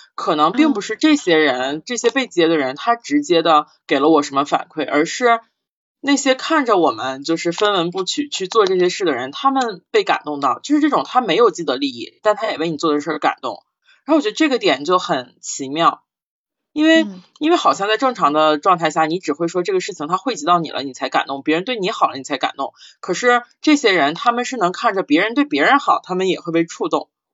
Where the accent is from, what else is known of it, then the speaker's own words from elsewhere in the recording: Northeast China, China; accent: Northeastern Mandarin; 用我们东北话讲满哪儿窜